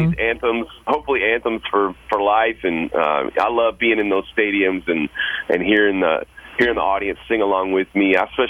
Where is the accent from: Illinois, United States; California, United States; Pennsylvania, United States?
Illinois, United States; Chicago; now in Nashville, United States; I live in Nashville, not too far from Atlanta. I grew up in Chicago